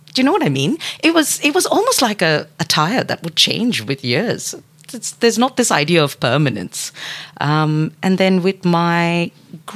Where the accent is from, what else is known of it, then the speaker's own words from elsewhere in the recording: Dubai, United Arab Emirates; also born or lived in Singapore / Odisha, India (family origin); now in Melbourne, Australia; I was born and raised in Dubai, and then grew up in other different parts of the United Arab Emirates